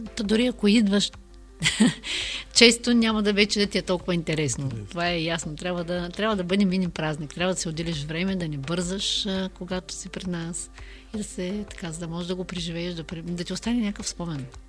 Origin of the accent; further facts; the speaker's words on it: Nova Zagora, Sliven Province, Bulgaria; moved away; also born or lived in Burgas; аз съм родом от Нова Загора и винаги ме свързват а, с а, Бургас